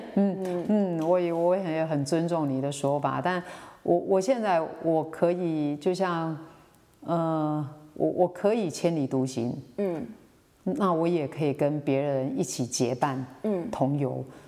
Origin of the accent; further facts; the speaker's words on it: Xinwu, Taoyuan, Taiwan; moved away as an adult; also born or lived in Miaoli, Taiwan; now in Toufen, Miaoli, Taiwan; 我来自于桃园的一个乡下地方叫嗯新屋